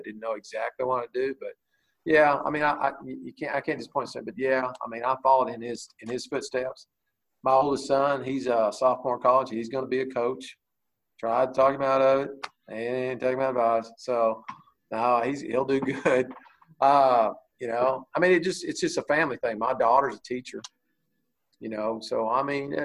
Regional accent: Bowie, Texas, United States; I moved there when I was four, and my dad was the coach there for, I think, 25 years

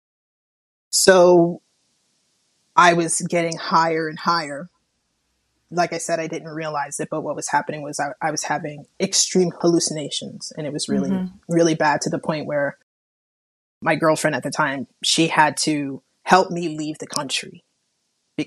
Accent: Long Island, New York, United States; moved away; also born or lived in Las Vegas, Nevada; I'm originally from Long Island, New York, so by way of Las Vegas, Nevada

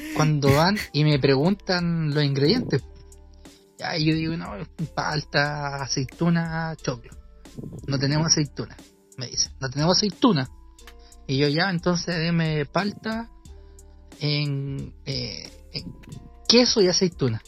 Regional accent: Chile; son como chilenas, y son como, como, son como del, lenguaje, como el hoyo que, manejamos nosotros

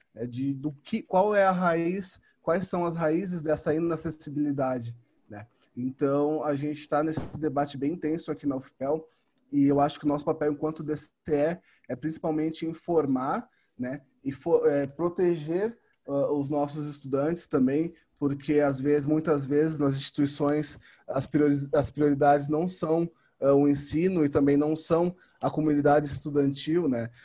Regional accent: São Paulo, Brazil; now in Pelotas, Brazil; em São Paulo, onde eu nasci, onde eu cresci

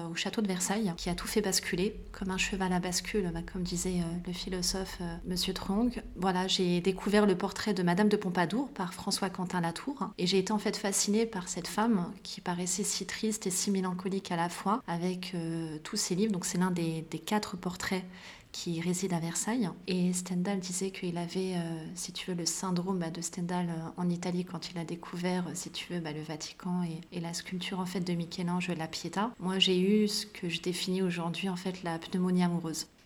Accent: Meknès, Fès-Meknès, Morocco; born there; Je suis née au Maroc, loin d'ici, euh, en tout cas du moins loin de Paris, mais à Meknès, qui est l'une des quatre villes impériales du royaume chérifien marocain.

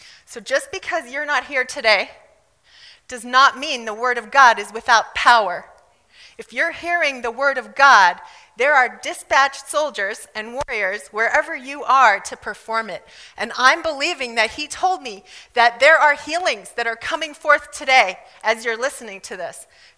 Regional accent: South Africa; I grew up in South Africa. I really should talk like this. I really do when I'm around South Africans.

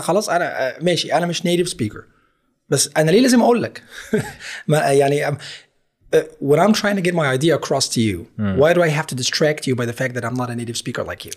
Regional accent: Egypt; accent: Egyptian; انا اتولدت مصري فاذا انا مولود باللهجه المصريه

